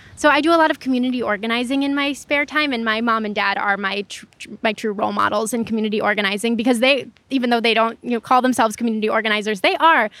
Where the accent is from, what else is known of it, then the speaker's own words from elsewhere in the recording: Chicago, Illinois, United States; also born or lived in Lakeview, Chicago; I grew up here, so, um, I spent the first eighteen years of my life, um, not too far from Oz Park where we are right now, um, and now I live up in Lakeview, but not far